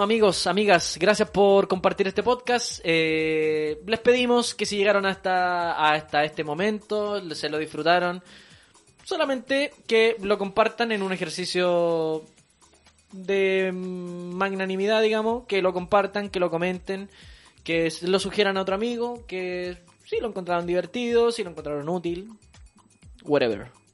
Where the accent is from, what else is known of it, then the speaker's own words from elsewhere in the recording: Santiago, Santiago Metropolitan Region, Chile; para los que somos santiaguinos